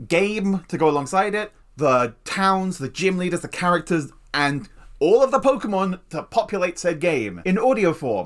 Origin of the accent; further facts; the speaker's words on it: England, United Kingdom; As an English person